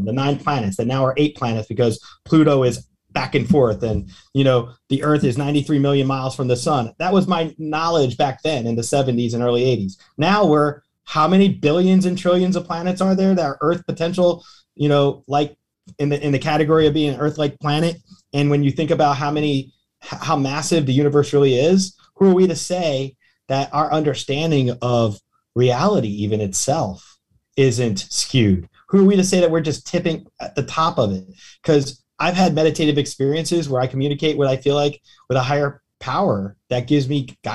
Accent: Tampa, Florida, United States; my hometown, Tampa

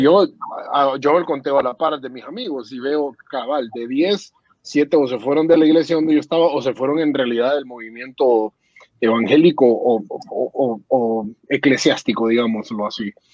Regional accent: Honduras; moved away; yo me fui hace años de Honduras

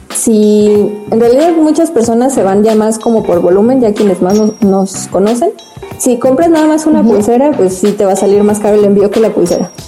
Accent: Mexico; nos sentimos muy orgullosos de ser mexicanos

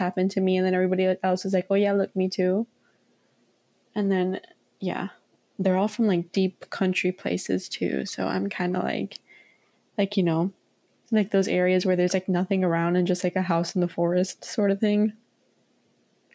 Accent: Florida, United States; growing up in Florida

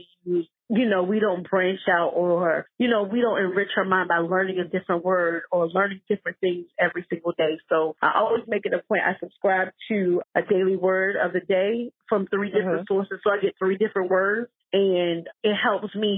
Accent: South Carolina, United States; South Carolina, my home state

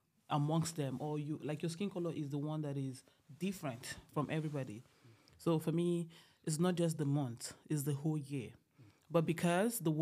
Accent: Nigeria; now in Canada; I am Nigerian, and I'm studying at Grenfell campus

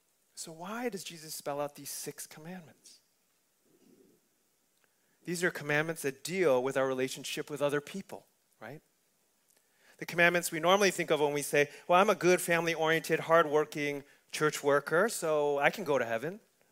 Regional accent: Wisconsin, United States; I come from Wisconsin, so you know we don't get that kind of food.

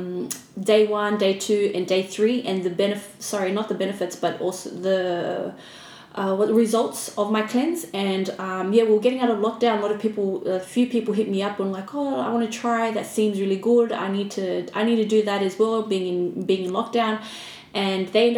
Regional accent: Australia; also born or lived in Fiji; I was born in Fiji, raised in Australia.

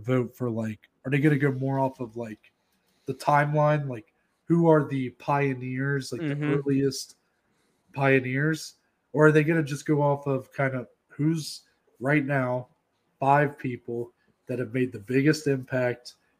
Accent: United States; we're American.

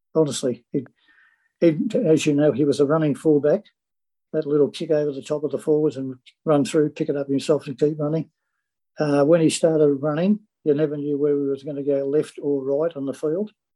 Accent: Sydney, New South Wales, Australia; I was born in Chippendale on, off Broadway. Lived, uh, the whole family lived there for all their life.

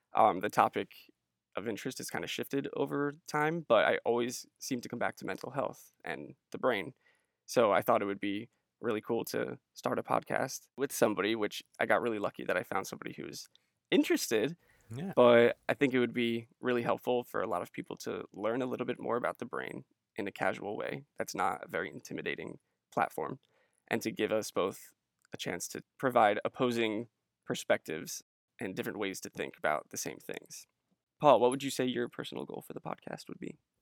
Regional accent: New Jersey, United States; moved away; I hail from New Jersey

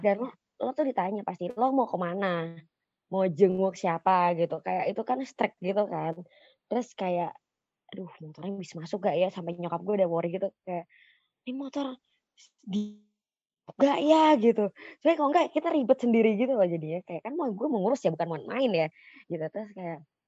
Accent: Bekasi, West Java, Indonesia; gue warga-warga Bekasi

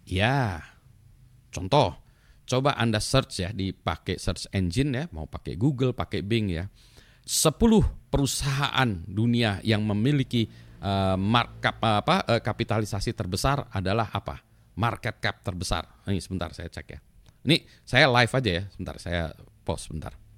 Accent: Indonesia; cuma pasportnya aja orang Indonesia

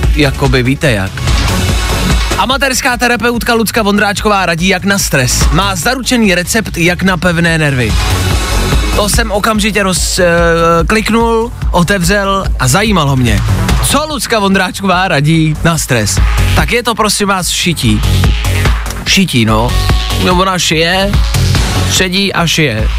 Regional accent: Czechia; jsme hrdí Češi

